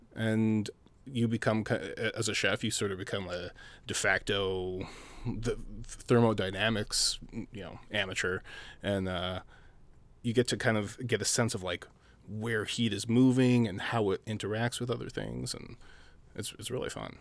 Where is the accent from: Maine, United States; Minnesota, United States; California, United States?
Minnesota, United States; Minneapolis; also born or lived in South Dakota / Phoenix; I was born in South Dakota, raised in Minneapolis, uh, lived in the Twin Cities for thirty years